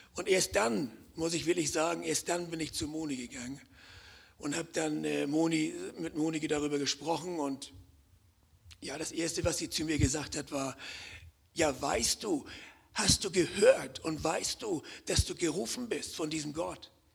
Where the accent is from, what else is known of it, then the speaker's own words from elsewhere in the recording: Hamburg, Germany; moved away as an adult; now in Konstanz, Germany; ich komme ja aus dem Norden, ich bin ja Hamburger, vielleicht hören das einige auch am, am Akzent